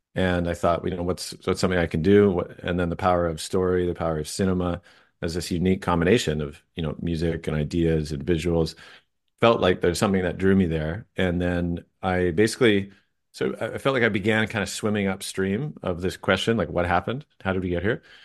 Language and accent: English; Vancouver, British Columbia, Canada; I grew up in Vancouver, just outside in the suburbs